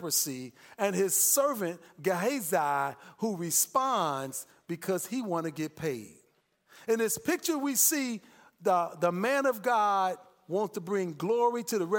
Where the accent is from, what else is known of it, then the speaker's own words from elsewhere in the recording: Chicago, Illinois, United States; moved away; I'm from Chicago